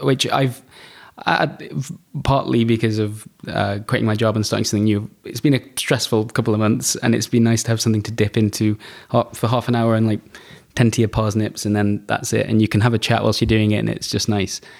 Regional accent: United Kingdom; I'm, I'm quite British

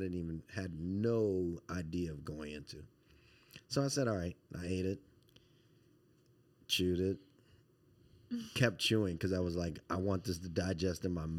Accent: Baton Rouge, Louisiana, United States; You know, and I love seafood. I'm from Baton Rouge. It's like everything we do.

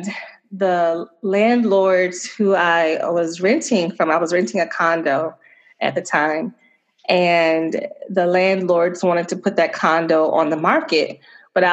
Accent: Chesapeake, Virginia, United States; moved away as an adult; also born or lived in Suffolk, Virginia / New Jersey; now in Chicago, United States; I am from Virginia. I grew up in a city called Chesapeake, and my family moved to a neighboring city, well, about 30 minutes away, Suffolk

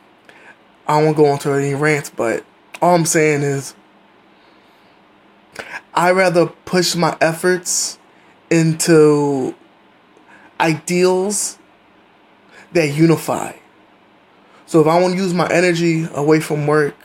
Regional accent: United States; as an American

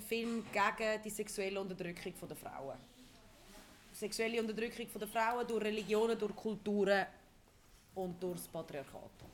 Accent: Ticino, Switzerland; moved away; also born or lived in Zurich; ich bin wirklich im Tessin aufgewachsen, aus irgendeinem Grund meint man immer, ich bin Zürcherin.

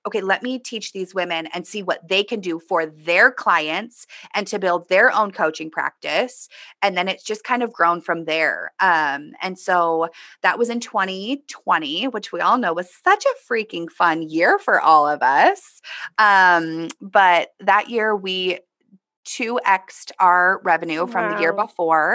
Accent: Southern California, United States; I grew up in Southern California

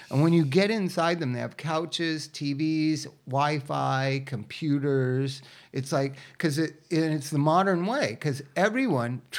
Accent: United States; I'm an American

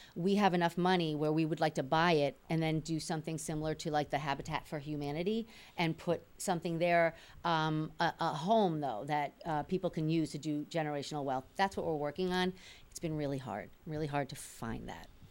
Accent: New York City, New York, United States; now in Malden, United States; I was born in the Bronx

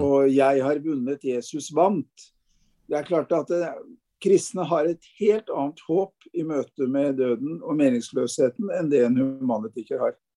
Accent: Fredrikstad, Østfold, Norway; moved away as an adult; also born or lived in Hakadal / Bærum / Oslo; now in Bergen, Norway; et enkelt menneske fra Østfold. I utgangspunktet jeg kommer fra Fredrikstad

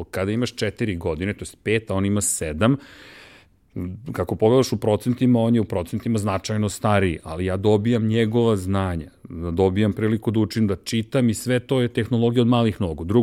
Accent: Belgrade, Serbia; also born or lived in Višegradska Street, Belgrade; I sad Zemunci me ne priznaju kao svog, jer nisam rođen u Zemunu, rođen sam u Višegradskoj, dakle, na strani ove, reke, sa ove strane reke i ti nisi Zemunac, ali si odrast u Zemunu.

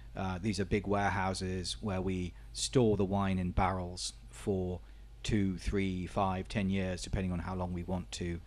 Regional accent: Portugal; I was born in Portugal, my father was born in Portugal, my grandfather was born in Portugal, but Um, I'm still considered by the Portuguese as being British

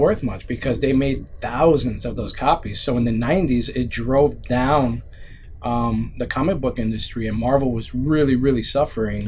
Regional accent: New York City, New York, United States; I grew up in the Bronx

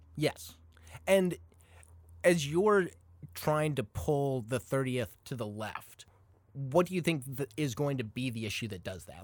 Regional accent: Arizona, United States; my home state, Arizona

